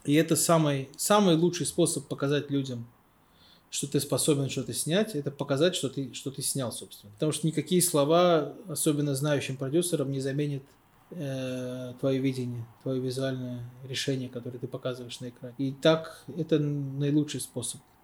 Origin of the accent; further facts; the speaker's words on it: Baku, Azerbaijan; я из Баку